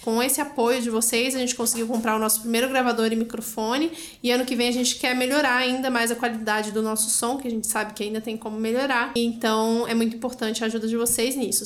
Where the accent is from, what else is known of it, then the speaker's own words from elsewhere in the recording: Brasília, Federal District, Brazil; moved away; cresci no Cerrado, para mim sempre foi meu habitat natural